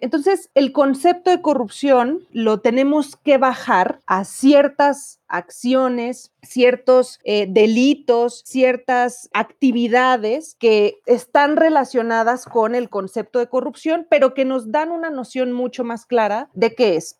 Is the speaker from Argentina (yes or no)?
no; Mexico; porque somos mexicanos